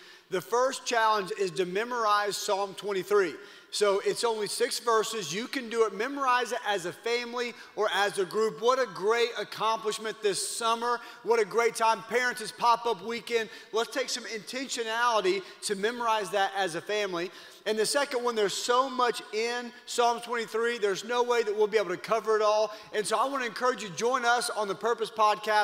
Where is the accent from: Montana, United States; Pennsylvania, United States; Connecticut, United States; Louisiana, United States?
Louisiana, United States; moved away; I grew up in Louisiana